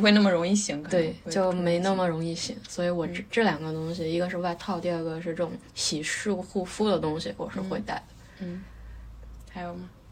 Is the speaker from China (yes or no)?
yes; China; moved away as an adult; 然后再飞回我老家